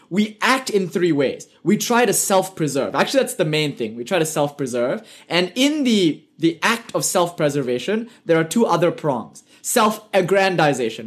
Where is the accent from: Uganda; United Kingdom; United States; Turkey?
United Kingdom; accent: British; my British accent